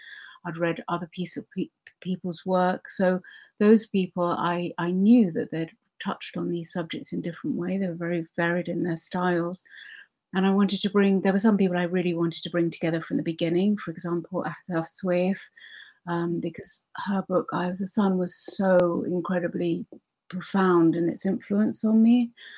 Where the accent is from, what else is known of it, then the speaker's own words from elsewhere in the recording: Kuwait; I grew up a lot in the Arab world, in Kuwait.